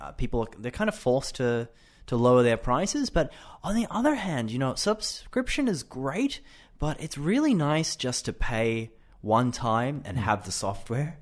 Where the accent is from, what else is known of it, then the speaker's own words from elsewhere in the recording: Brisbane, Queensland, Australia; I am 28 and I am from Australia, Brisbane.